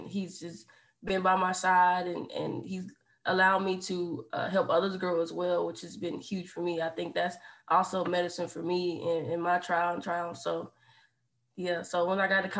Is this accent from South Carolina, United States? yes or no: yes; Hopkins, South Carolina, United States; moved away as an adult; now in Lexington, United States; I'm from Hopkins, South Carolina